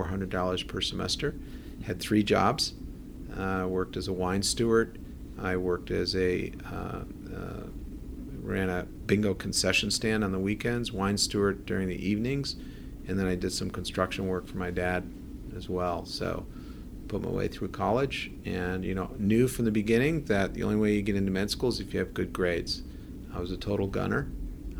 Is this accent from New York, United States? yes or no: yes; Buffalo, New York, United States; moved away as an adult; also born or lived in California; now in Columbus, United States; I grew up in Buffalo, New York